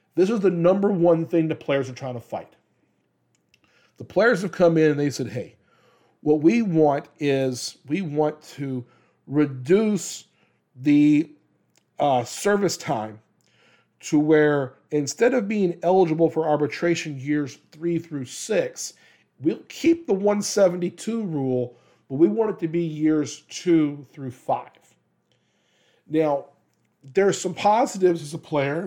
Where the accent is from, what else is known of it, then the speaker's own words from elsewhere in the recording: Louisiana, United States; moved away; also born or lived in Kansas; I'm from Louisiana, and I am a diehard L S U guy